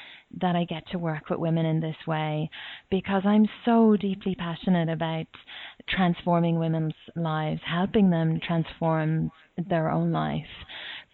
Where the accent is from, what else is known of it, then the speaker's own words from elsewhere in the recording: Ireland; moved away as an adult; now in Australia; I'm Irish